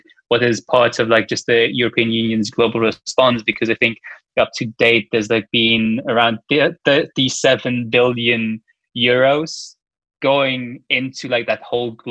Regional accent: Luxembourg; I am from Luxembourg

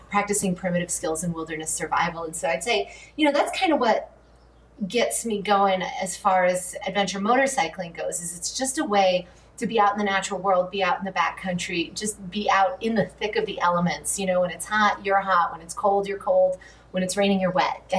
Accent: Connecticut, United States; also born or lived in New York / Massachusetts; now in California, United States; I grew up in the Northeast. I was born in Connecticut, spent my younger years in Connecticut, New York, and Massachusetts.

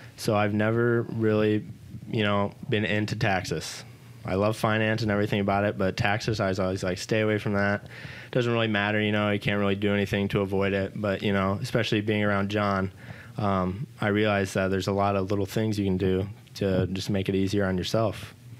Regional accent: Pontiac, Illinois, United States; I was born and raised in Pontiac, Illinois

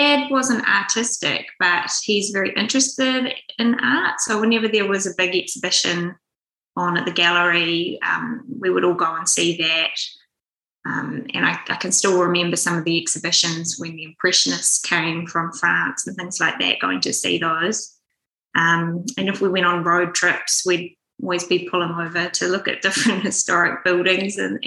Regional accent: Auckland, New Zealand; I was born here in Auckland and grew up on the North Shore

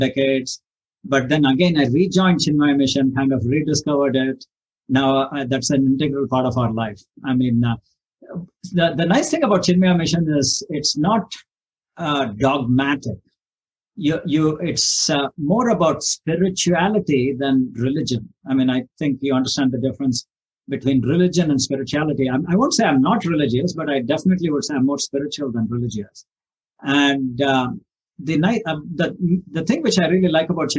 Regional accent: India; moved away as an adult; now in Oregon, United States; I was born in India and I came here almost 35 years back.

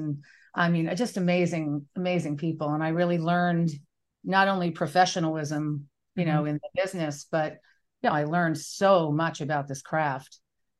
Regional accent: New York City, New York, United States; I grew up in New York City.

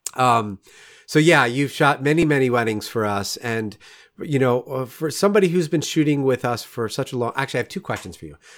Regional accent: Rockland County, New York, United States; moved away as an adult; now in Saint Louis, United States; I grew up in Rockland County, which is, you know, on the north part of the New York State

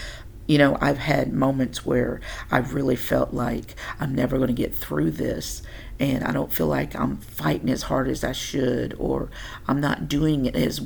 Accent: Tennessee, United States; moved away as an adult; also born or lived in Oklahoma; I'm from Tennessee, born and bred

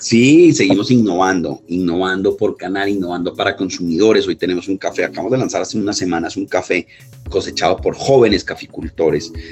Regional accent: Pasto, Nariño, Colombia; yo soy pastuso

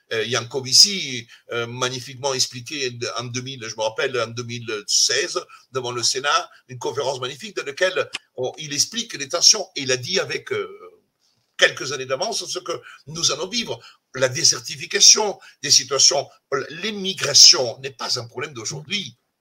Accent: Italy; French is a second language; now in France; je suis italien

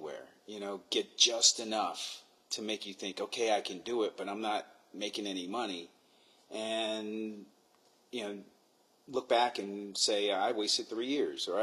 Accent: New York, United States; I'm from New York

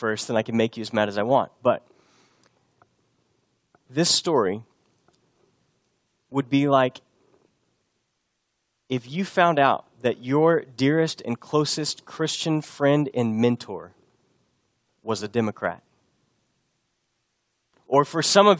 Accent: Texas, United States; moved away as an adult; also born or lived in Boston; I was from Texas

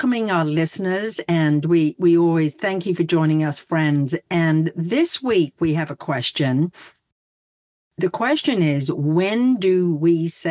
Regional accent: England, United Kingdom; moved away; as I'm English, or as I was born in United Kingdom

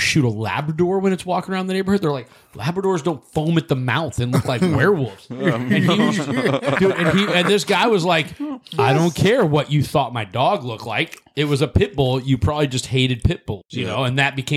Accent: Columbia, Missouri, United States; I grew up in Columbia, Missouri

